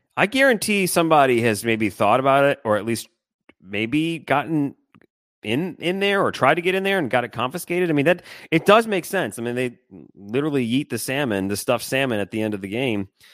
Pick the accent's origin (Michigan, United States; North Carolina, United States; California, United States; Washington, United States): Michigan, United States; I grew up in Michigan